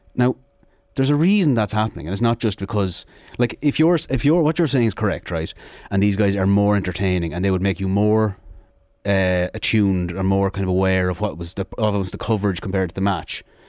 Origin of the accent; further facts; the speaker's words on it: Sligo, Connacht, Ireland; I'm from Sligo